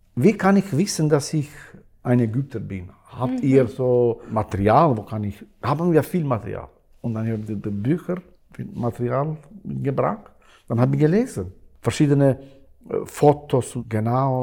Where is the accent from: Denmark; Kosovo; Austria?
Kosovo; German is a second language; now in Switzerland; ich bin in Kosovo äh, geboren